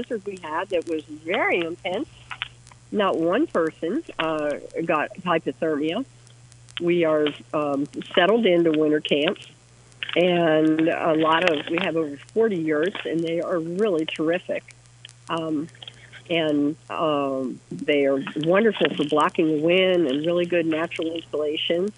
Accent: Missoula, Montana, United States; my hometown in Missoula

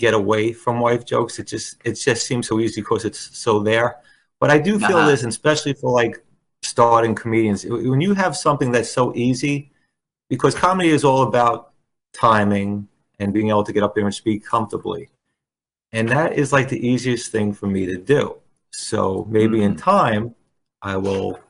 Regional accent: Bayonne, New Jersey, United States; also born or lived in Staten Island, New York; I grew up in Bayonne, and I went to college in Staten Island.

